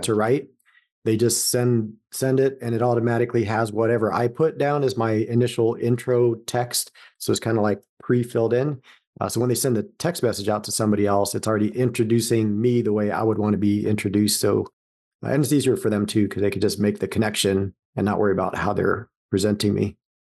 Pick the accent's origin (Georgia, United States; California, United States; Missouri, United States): California, United States; Los Angeles; moved away as an adult; also born or lived in Las Vegas; now in Columbus, United States; Born and raised in Southern California, Los Angeles area